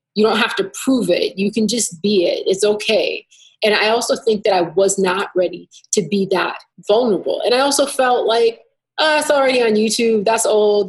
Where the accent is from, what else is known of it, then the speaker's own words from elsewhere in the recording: Minneapolis, Minnesota, United States; I'm from the Twin Cities. Um, I started going to Fifth Element when I was real young